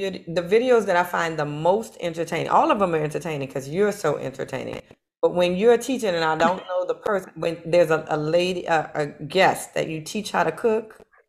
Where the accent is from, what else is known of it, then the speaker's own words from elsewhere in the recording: New Orleans, Louisiana, United States; I'm from New Orleans and I have always cooked